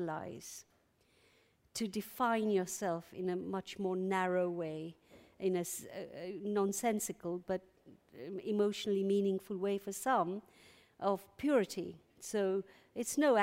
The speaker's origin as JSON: {"language": "English", "country": "Uganda", "tie": "born or raised there", "moved": "yes", "lives_now": "London, United Kingdom", "said": "I'm an exile from Uganda"}